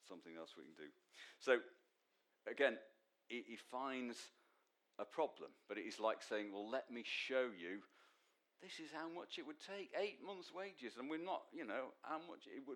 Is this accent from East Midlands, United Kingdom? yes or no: no; Manchester, North West England, United Kingdom; from Manchester, son of Len